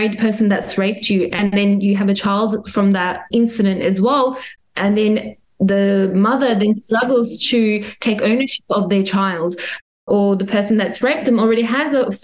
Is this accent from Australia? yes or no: yes; Adelaide, South Australia, Australia; I grew up in Adelaide and I was there during the 9/11 bombings